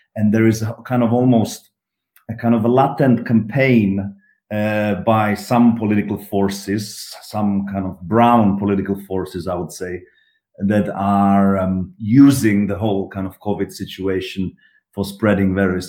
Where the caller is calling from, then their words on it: Prague, Czechia; I'm calling from Prague, the Czech Republic